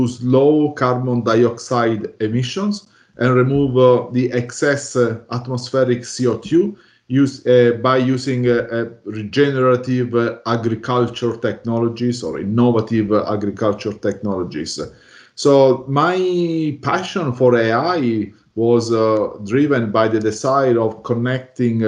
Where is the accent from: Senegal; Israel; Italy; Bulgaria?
Italy; now in Melbourne, Australia; I'm based in Melbourne, Australia, although I'm originally from Italy.